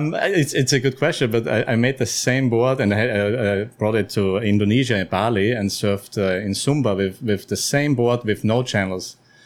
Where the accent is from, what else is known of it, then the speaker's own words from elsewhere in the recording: Austria; moved away; Austria, originally. Yeah, born in Austria.